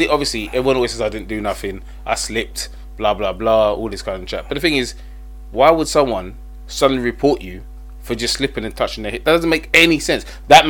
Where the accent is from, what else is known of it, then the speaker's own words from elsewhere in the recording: United Kingdom; when we go abroad as British people, do we conduct ourselves properly?